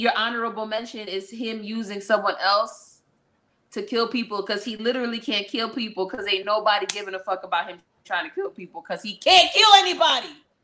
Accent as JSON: {"language": "English", "town": "New York City", "region": "New York", "country": "United States", "tie": "born or raised there", "said": "I grew up in Brooklyn"}